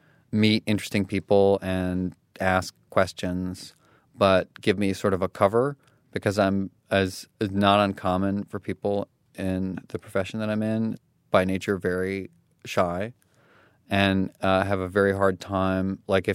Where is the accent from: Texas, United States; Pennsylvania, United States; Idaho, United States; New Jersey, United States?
Texas, United States; Katy; Well, so I grew up in Katy, Texas, which is outside of Houston.